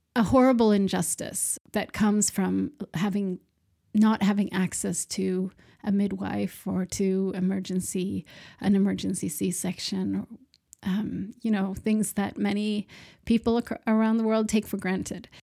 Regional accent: Sweden; also born or lived in Malmö, Sweden; So I am from Sweden. I'm based in Malmö in the south of Sweden.

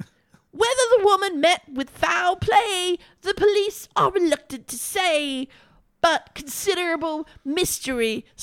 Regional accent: Boston, Massachusetts, United States; I'm from Boston.

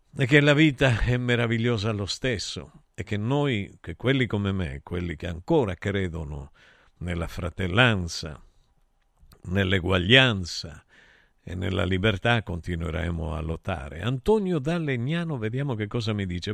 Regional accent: Taurianova, Calabria, Italy; moved away; nel mio paese, a Taurianova

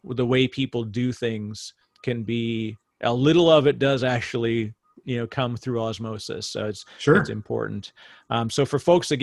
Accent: Canada; I'm Canadian

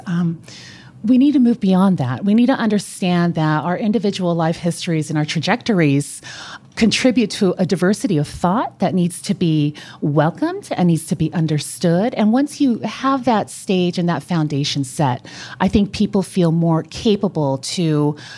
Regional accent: California, United States; first language Spanish; English is a second language; also born or lived in Colombia; I'm originally from California.

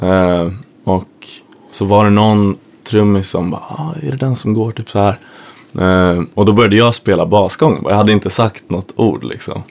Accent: Sweden; kommer dit som svensk och är van att ifrågasätta auktoriteter

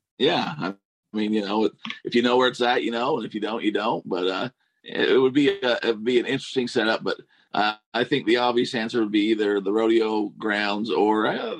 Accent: Nephi, Utah, United States; I didn't ever see myself just staying in Nephi.

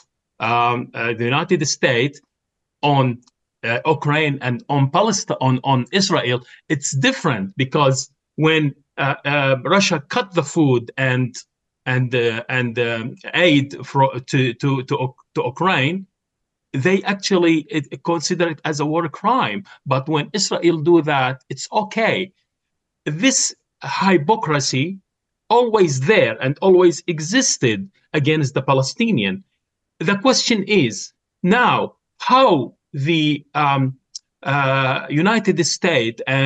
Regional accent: Australia; we, as Australian people

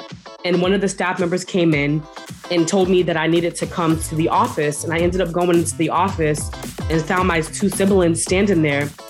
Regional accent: Boston, Massachusetts, United States; I am from Boston, Massachusetts, the East Coast.

